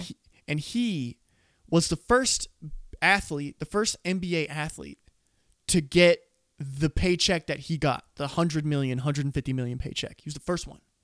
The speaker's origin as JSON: {"language": "English", "town": "Scottsbluff", "region": "Nebraska", "country": "United States", "said": "I'm from Nebraska"}